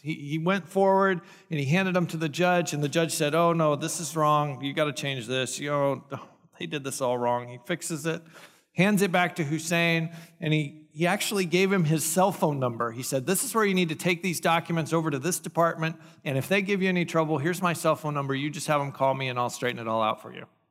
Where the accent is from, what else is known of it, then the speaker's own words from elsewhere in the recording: United States; I'm an American